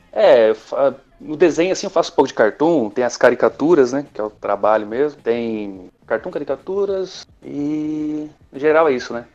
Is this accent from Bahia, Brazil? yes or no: no; Ourinhos, São Paulo, Brazil